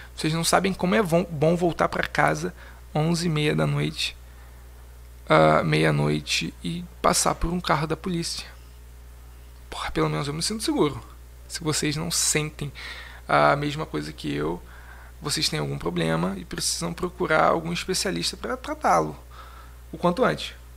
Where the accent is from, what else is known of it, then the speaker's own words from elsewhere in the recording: Brazil; somos brasileiros